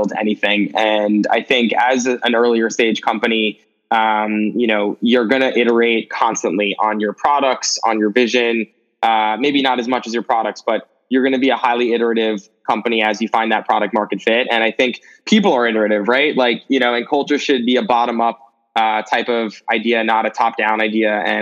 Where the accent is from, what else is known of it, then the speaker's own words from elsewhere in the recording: New York City, New York, United States; I grew up in New York City my entire life